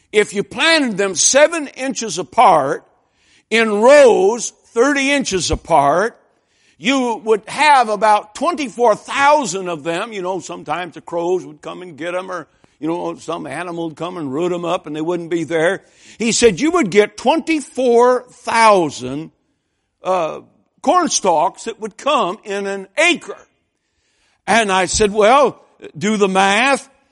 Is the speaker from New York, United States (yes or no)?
no; Lansing, Michigan, United States; I grew up in a General Motors town. I mean, when those first Toyotas showed up in Lansing, Michigan